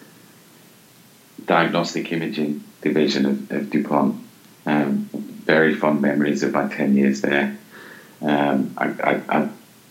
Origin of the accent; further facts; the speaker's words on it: London, United Kingdom; moved away as an adult; now in Englewood, United States; I grew up here in London, and you know the family connections are still very tight